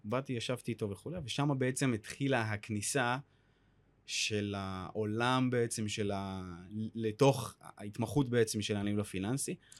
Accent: Or Akiva, Haifa District, Israel; now in Tel Aviv, Israel; במקור אני מאור עקיבא. הרבה אנשים לא יודעים שאני גם, אה, מגיע מהצפון, מפריפריה. אה, והיום אני גר בתל אביב

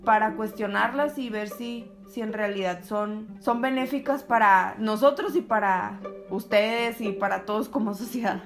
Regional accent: Sonora, Mexico; la mayoría de nosotros que somos sonorenses y que somos mexicanos crecimos en ambientes machistas

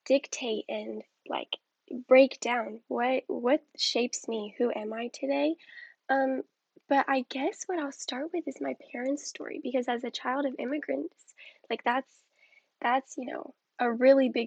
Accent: Huntsville, Alabama, United States; also born or lived in Madison, Alabama; I had initially come from a small private school in Huntsville. It was called the Islamic Academy of Huntsville. And it contained from preschool until eighth grade, only 70 students. And I grew up with the same 10, my entire life

